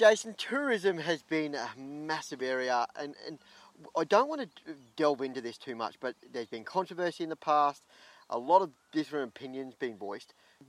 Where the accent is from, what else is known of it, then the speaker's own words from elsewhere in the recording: Brisbane, Queensland, Australia; born there; now in Kingaroy, Australia; I was born in Brisbane, but I've been in Kingaroy for 35 plus years.